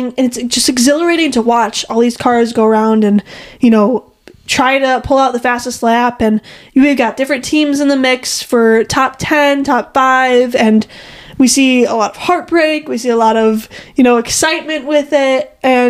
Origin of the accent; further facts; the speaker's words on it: United States; as an American